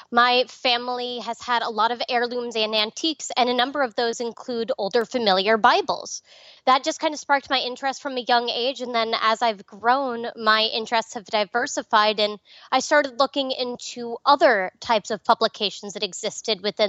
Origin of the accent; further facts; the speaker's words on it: Nassau County, Long Island, New York, United States; now in Nevada, United States; I grew up in Nassau County